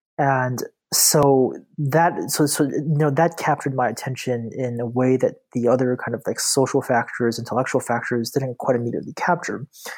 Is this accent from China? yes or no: yes; Beijing, China; also born or lived in Tianjin / Buffalo; So I'm a Chinese native. I was born in Tianjin, which is like an hour south of Beijing. And I grew up, I spent most of my childhood in Beijing, with the exception of 5 years that I spent in Buffalo